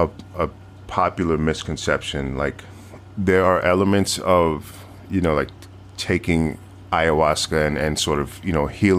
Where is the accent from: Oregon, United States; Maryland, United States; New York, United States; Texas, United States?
New York, United States; Like growing up in New York, right? Like, New York is a very international city